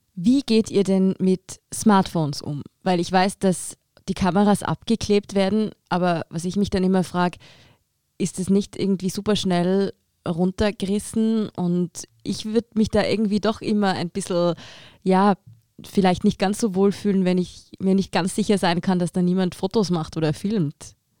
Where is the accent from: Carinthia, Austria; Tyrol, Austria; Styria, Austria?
Tyrol, Austria; now in Vienna, Austria; ich komme selber aus Tirol